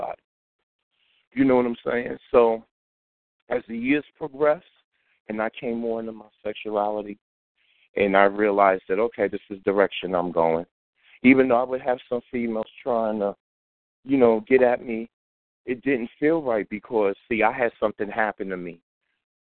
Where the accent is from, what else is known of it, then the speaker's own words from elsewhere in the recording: New York City, New York, United States; I'm from Crown Heights, East New York, Flatbush, in Brooklyn, New York. All right, that's where I grew up at.